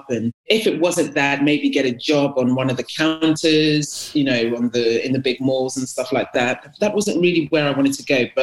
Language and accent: English; Ghana; but in terms of Ghanaian culture, do you know what Ghanaian culture is?